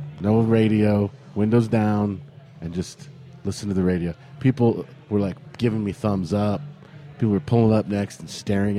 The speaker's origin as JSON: {"language": "English", "country": "United States", "said": "I'm an American."}